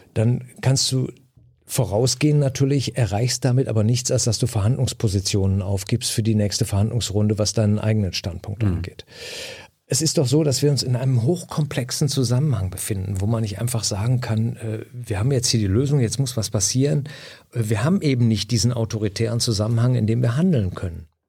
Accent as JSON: {"language": "German", "town": "Düsseldorf", "region": "North Rhine-Westphalia", "country": "Germany", "tie": "born or raised there", "said": "Ich bin, wie gesagt, im Einzugsbereich des Ruhrgebietes aufgewachsen"}